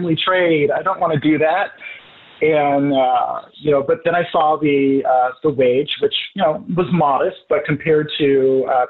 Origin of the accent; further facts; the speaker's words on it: Boise, Idaho, United States; moved away as an adult; also born or lived in Seattle, Washington; now in New York, United States; I was growing up in Idaho